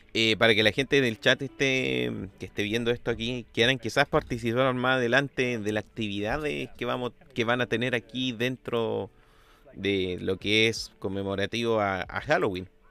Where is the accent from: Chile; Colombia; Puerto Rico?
Chile; como uno chileno sabe cuánto vale una luca